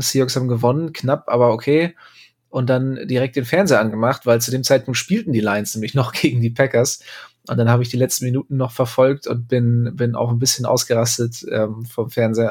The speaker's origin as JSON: {"language": "German", "region": "Bremen", "country": "Germany", "said": "ich als Bremer, dreimal ist Bremer recht"}